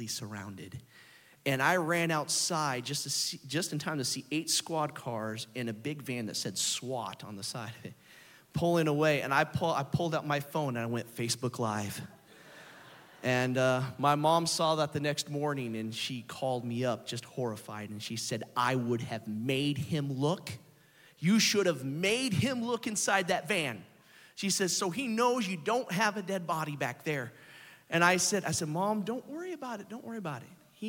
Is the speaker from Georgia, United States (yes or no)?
no; Oklahoma City, Oklahoma, United States; we're from Oklahoma City